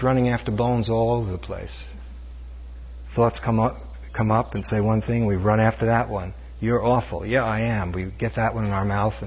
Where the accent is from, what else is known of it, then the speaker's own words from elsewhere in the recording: New York City, New York, United States; When I was growing up in New York City, Brooklyn, New York